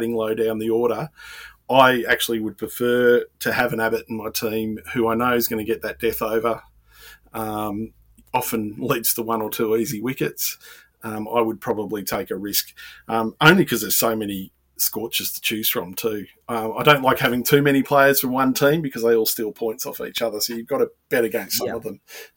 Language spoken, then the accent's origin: English; Melbourne, Victoria, Australia; I'm from Melbourne